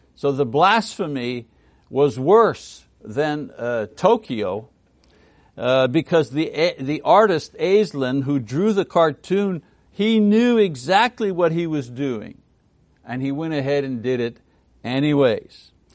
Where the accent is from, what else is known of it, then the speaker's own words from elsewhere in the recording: Montreal, Quebec, Canada; Montreal, my hometown in French Canada.